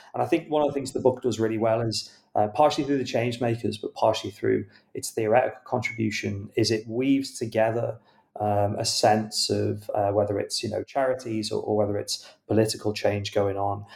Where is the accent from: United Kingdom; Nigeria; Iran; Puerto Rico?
United Kingdom; as a British reader